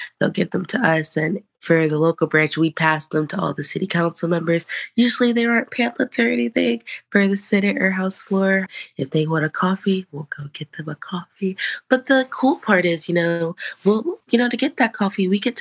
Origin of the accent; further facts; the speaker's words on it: Jacksonville, Florida, United States; I'm born and raised in Jacksonville, Florida